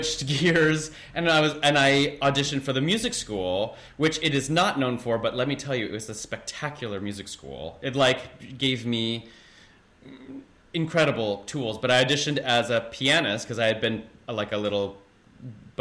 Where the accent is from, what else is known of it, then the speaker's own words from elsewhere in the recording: Kansas City, Missouri, United States; moved away as an adult; also born or lived in Overland Park, Kansas / Columbia, Missouri / Boston; now in New York, United States; when I grew up in Kansas City